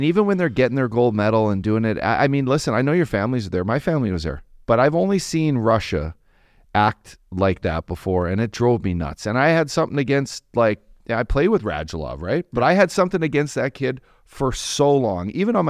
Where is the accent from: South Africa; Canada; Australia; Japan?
Canada; me being a Canadian